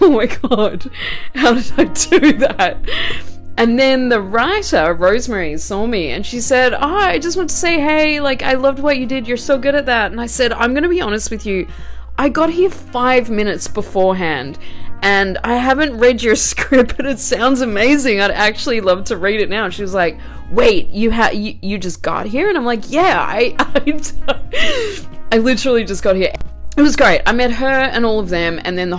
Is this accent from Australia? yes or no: yes; Australia; moved away; Obviously I'm not from here, I'm Australian